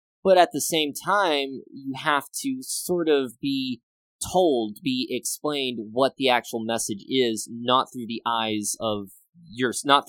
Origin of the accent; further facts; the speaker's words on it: Grand Cane, Louisiana, United States; I grew up in Grand Cane, little tiny small village